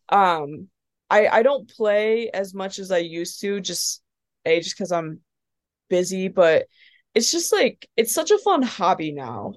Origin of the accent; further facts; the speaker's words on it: Perrysburg, Ohio, United States; moved away as an adult; also born or lived in Dayton, Ohio / Columbus, Indiana; now in Nashville, United States; when I was about ten, we moved to Toledo. Um, we moved to Perrysburg. Um, and then we've been, my parents have been there since